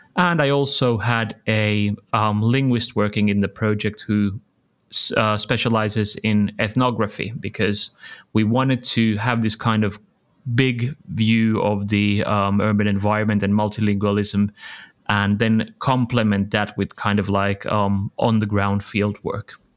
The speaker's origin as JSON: {"language": "English", "town": "Helsinki", "region": "Uusimaa", "country": "Finland", "said": "I'm from Helsinki"}